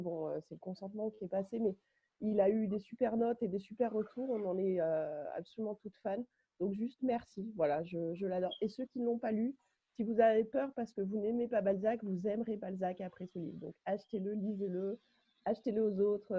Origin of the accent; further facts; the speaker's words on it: Clermont-Ferrand, Auvergne-Rhône-Alpes, France; je suis de Clermont-Ferrand